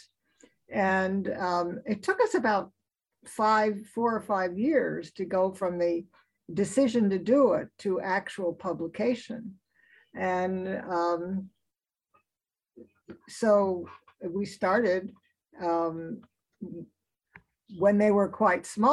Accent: East Coast, United States; now in Alaska, United States; I grew up on the East Coast

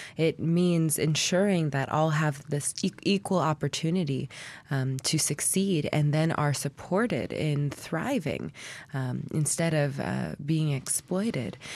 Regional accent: Anchorage, Alaska, United States; I was born and raised here in Anchorage

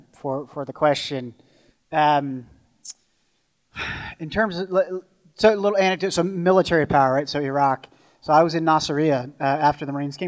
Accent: Virginia, United States; now in Alaska, United States; while I'm an American, you know, I'm a Virginian true and true, and I now live here in Alaska amongst some great people.

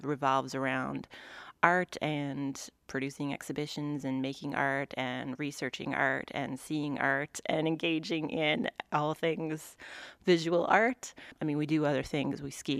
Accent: Rocky Mountain House, Alberta, Canada; moved away as an adult; now in Anchorage, United States; I'm from Rocky Mountain House, Alberta, Canada, and I'm 40 years old.

